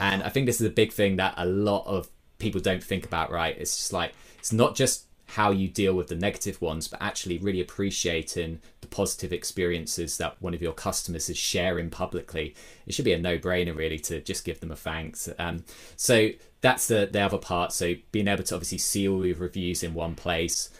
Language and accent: English; Brighton, South East England, United Kingdom; my hometown, Brighton, in the U K.